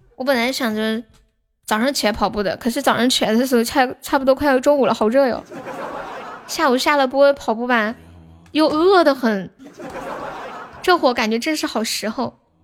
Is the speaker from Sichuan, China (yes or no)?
yes; Sichuan, China; accent: Sichuanese Mandarin (川普); 我是四川的